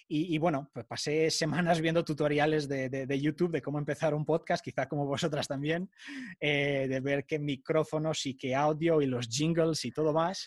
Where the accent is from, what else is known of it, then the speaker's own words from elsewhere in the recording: Portugal; moved away as an adult; now in Madrid, Spain; soy portugués, eh, soy hijo de padre portugués, pero de madre argentina